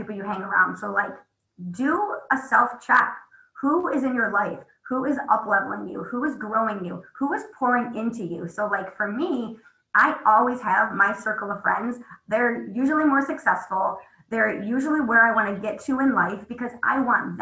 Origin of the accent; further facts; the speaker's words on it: Midwest, United States; I'm from the Midwest.